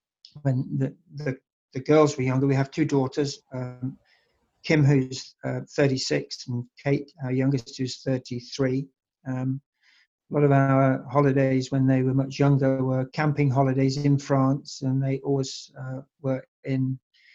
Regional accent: England, United Kingdom; moved away; also born or lived in Nelspruit, South Africa; I'm English. I'm born and bred in the United Kingdom

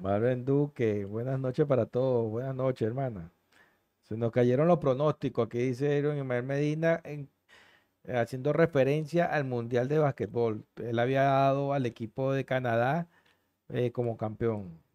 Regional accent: Venezuela; nosotros como venezolanos

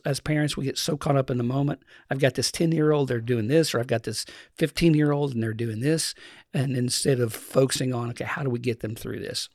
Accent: Eastern Kentucky, United States; Grew up in the mountains of Eastern Kentucky.

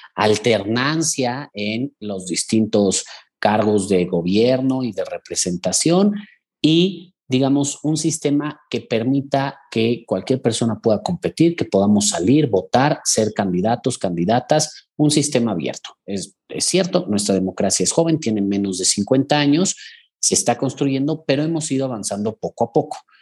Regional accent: Mexico; en mi país

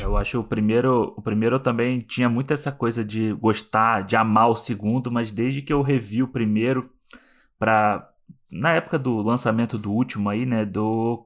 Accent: Rio de Janeiro, Brazil; now in Vancouver, Canada; sou carioca, relações públicas

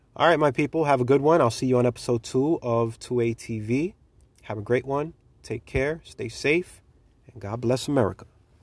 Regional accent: United States; I'm an American patriot

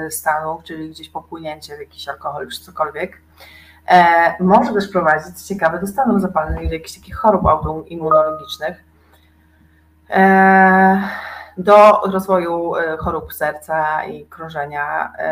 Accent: eastern Poland, Poland; sama jestem ze wschodu

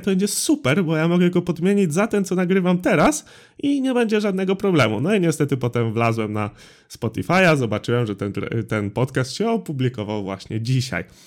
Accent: Drawsko Pomorskie, West Pomeranian Voivodeship, Poland; Ja jestem z Drawska Pomorskiego

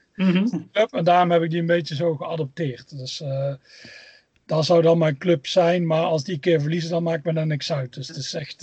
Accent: Tilburg, North Brabant, Netherlands; moved away as an adult; now in Scotland; Ik kom uit Tilburg. Waarschijnlijk hoor je het al een beetje aan het accent.

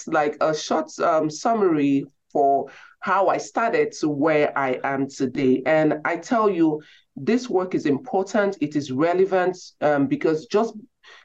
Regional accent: Nigeria; moved away; I grew up in Nigeria, grew up in a home with very limited resources.

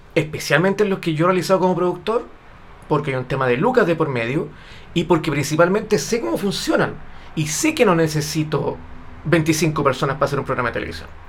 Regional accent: Chile; yo vivo en Chile

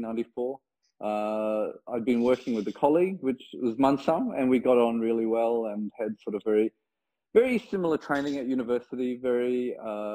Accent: Perth, Western Australia, Australia; I grew up in Perth in Western Australia

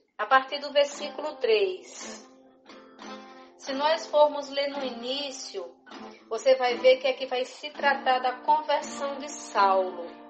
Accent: Pernambuco, Brazil; now in Parauapebas, Brazil; Sou pernambucana, mas já estou aqui em Paroapebas há mais de 10 anos

